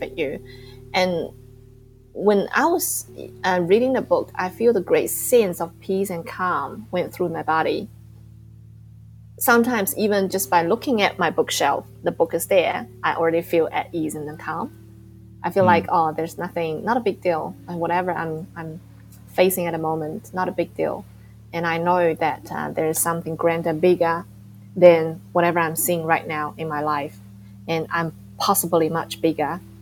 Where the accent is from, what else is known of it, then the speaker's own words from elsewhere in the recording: New Zealand; I'm from New Zealand.